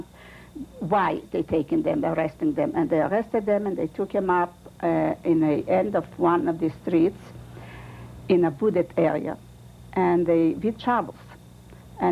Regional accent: Kurenets, Minsk Region, Belarus; English is a second language; moved away; born in a small town in Poland, which Kurinitz

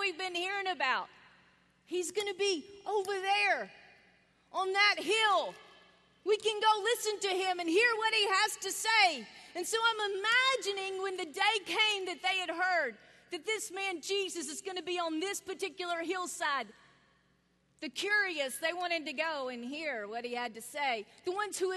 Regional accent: North Carolina, United States; I was born in North Carolina

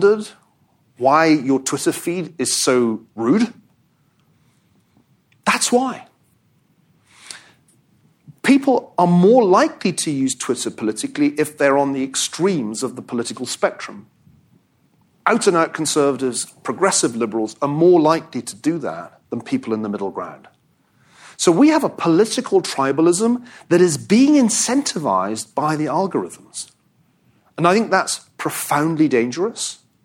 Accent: Glasgow, Scotland, United Kingdom; I'm from Scotland. I think we don't have tribes in Scotland. I mean, I grew up in Glasgow.

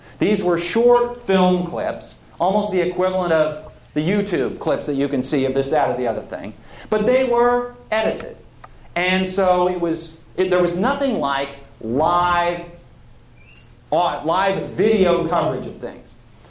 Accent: Oregon, United States; I grew up in Oregon

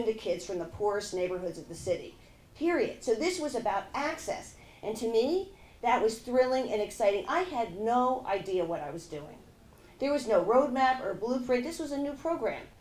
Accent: Margate, New Jersey, United States; moved away as an adult; also born or lived in Los Angeles, California; now in Philadelphia, United States; I grew up in Margate, New Jersey

